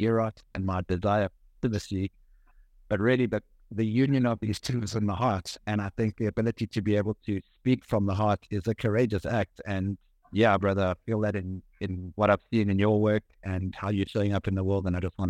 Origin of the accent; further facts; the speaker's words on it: Johannesburg, Gauteng, South Africa; Johannesburg, South Africa.